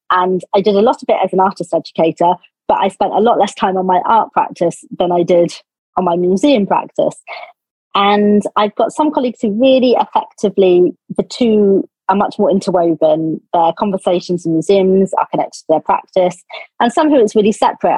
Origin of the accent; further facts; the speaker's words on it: Cornwall, South West England, United Kingdom; moved away; I come from Cornwall